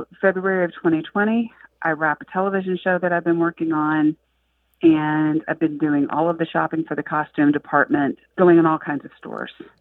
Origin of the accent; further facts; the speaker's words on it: the South, United States; moved away; I'm originally from the South